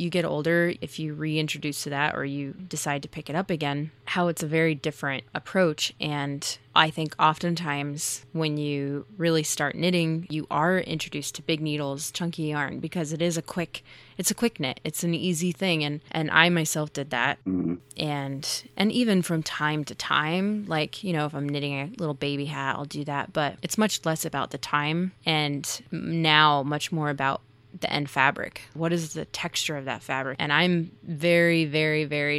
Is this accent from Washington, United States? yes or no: yes; Seattle, Washington, United States; moved away as an adult; now in Bay Area, United States; I'm originally from Seattle. I moved to the Bay Area a year ago